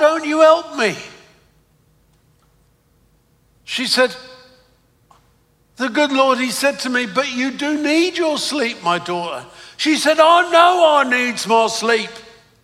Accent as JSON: {"language": "English", "region": "London", "country": "United Kingdom", "tie": "born or raised there", "accent": "Cockney", "moved": "as an adult", "lives_now": "United States", "said": "I'm British, but I come from London, and I was brought up in the East End of London. So I was brought up in Cockney territory."}